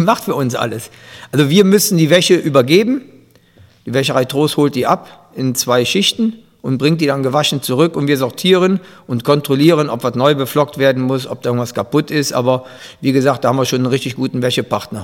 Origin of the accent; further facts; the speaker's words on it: Grevenbroich, North Rhine-Westphalia, Germany; ich komme aus, aus Gierad und habe in Gierad Fußball gespielt